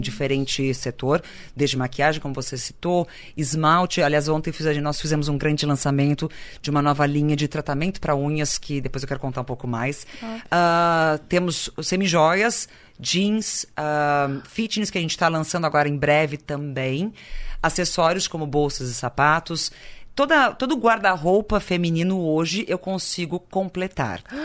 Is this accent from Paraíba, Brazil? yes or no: no; Santa Cruz do Sul, Rio Grande do Sul, Brazil; moved away; also born or lived in Paris; Santa Cruz é uma eu falo não por ser o lugar onde eu nasci